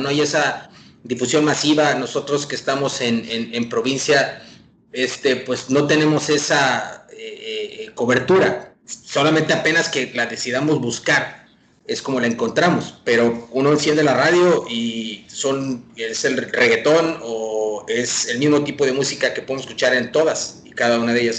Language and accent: Spanish; Tamaulipas, Mexico; moved away; todos aquí somos tamaulipecos, estamos viviendo en diferentes partes, pero todos somos tamaulipecos